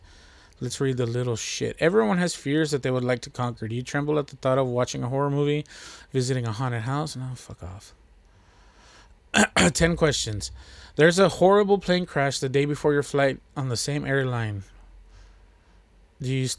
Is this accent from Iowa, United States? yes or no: no; Texas, United States; I'm from Texas